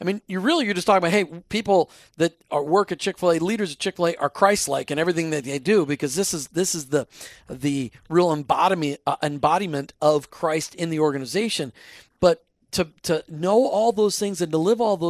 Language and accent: English; Minnesota, United States; now in Florida, United States; we live in Florida now, but we grew up in Minnesota